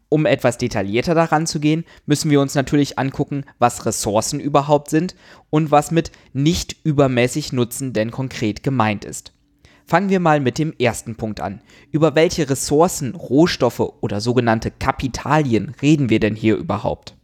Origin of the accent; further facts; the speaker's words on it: Germany; bei uns in Deutschland